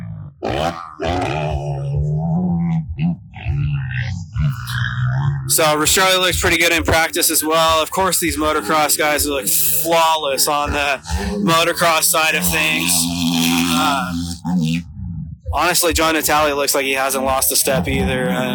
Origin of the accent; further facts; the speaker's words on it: Idaho, United States; I'm from Idaho, like I was saying, and so it's way colder there